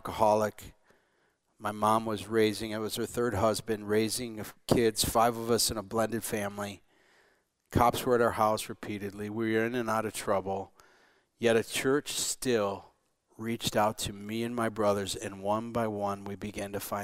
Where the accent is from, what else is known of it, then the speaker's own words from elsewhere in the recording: Morenci, Michigan, United States; I grew up in Morenci, Michigan, another border town